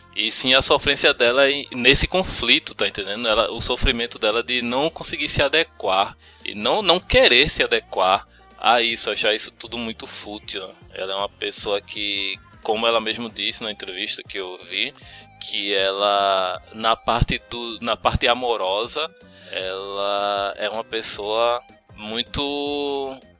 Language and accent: Portuguese; Pernambuco, Brazil; accent: pernambucano; aquele sotaque carregado pernambucano